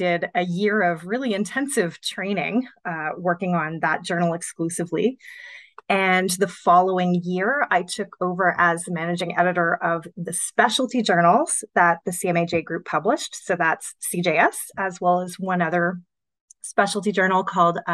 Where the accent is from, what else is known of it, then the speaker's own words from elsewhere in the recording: Montreal, Quebec, Canada; moved away as an adult; also born or lived in Ottawa; I grew up in Montreal. And I wanted to study journalism in university, which is what brought me to Ottawa